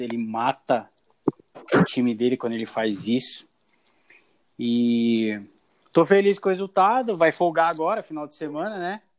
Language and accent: Portuguese; Brazil; eu sou brasileiro